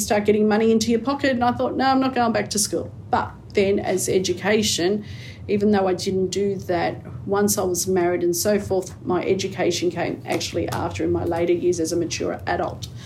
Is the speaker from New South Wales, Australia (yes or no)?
yes; Sydney, New South Wales, Australia; also born or lived in Camperdown; I grew up around the Liverpool area